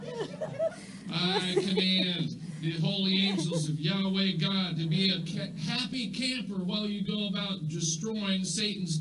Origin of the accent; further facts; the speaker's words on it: United States; I'm an American. And we like stuff in America